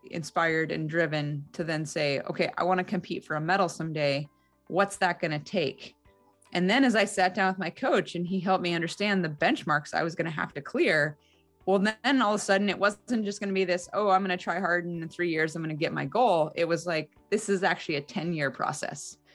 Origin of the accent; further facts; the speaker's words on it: Salt Lake City, Utah, United States; born there; Well, I was born in Salt Lake City. My mom was going to law school at the University of Utah. So it felt kind of cool to be going to my first Olympics in my birthplace.